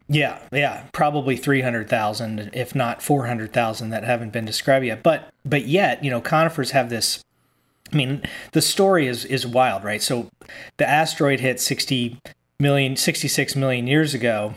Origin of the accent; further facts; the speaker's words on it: Virginia, United States; now in Humboldt County, California, United States; I, I grew up in Virginia in the Appalachian Mm-hmm. And the Piedmont and the Appalachian Mountains.